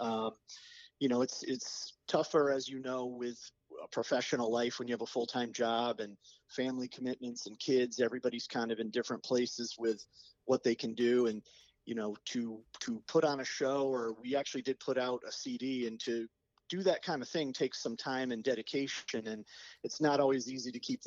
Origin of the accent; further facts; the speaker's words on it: Cheshire, Connecticut, United States; We grew up in Cheshire together